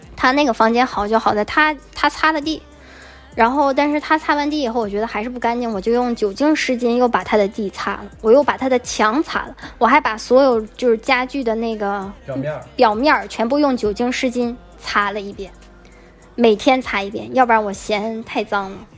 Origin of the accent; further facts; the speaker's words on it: China; moved away; 我我就觉得作为中国人的一个角度来想